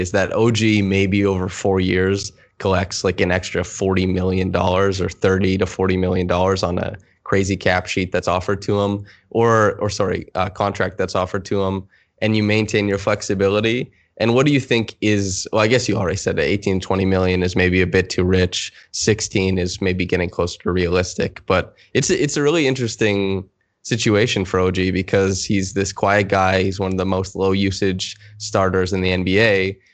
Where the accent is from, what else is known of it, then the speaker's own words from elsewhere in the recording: Saskatchewan, Canada; growing up in Saskatchewan